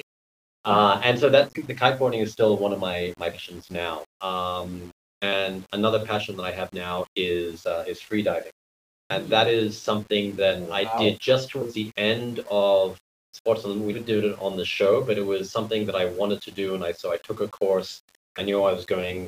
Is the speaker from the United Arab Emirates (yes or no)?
no; Australia; now in Philippines; I'm Australian